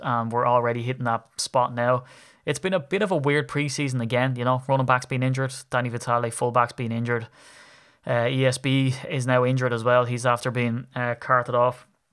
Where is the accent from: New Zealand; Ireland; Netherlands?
Ireland; I'm a grumpy Irishman